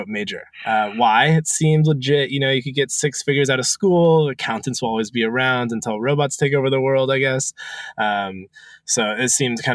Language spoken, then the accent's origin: English; Portland, Oregon, United States; I grew up in Portland, Oregon. Went to University of Oregon, very Oregon homegrown.